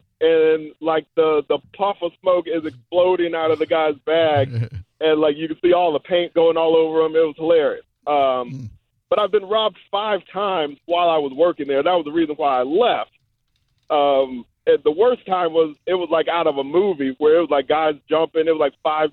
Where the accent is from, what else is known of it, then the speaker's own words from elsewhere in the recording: Georgia, United States; I'm from Georgia